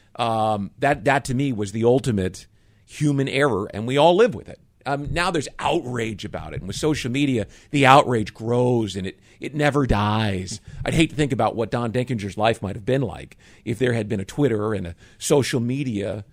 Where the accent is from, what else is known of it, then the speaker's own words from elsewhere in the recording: Jacksonville, Florida, United States; I work for the Jaguars, or you know, hey, I'm from Jacksonville